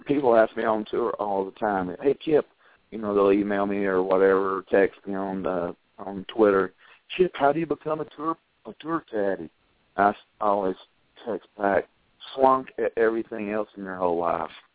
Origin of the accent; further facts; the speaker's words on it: Chattanooga, Tennessee, United States; We live here now back in Chattanooga